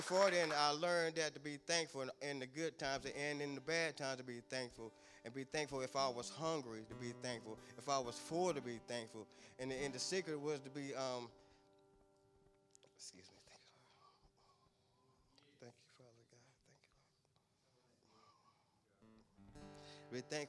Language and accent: English; Kannapolis, North Carolina, United States; I'm 42 years old. I'm from Kannapolis, North Carolina.